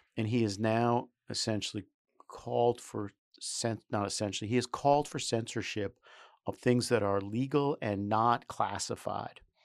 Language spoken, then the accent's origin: English; New York City, New York, United States; I grew up in New York City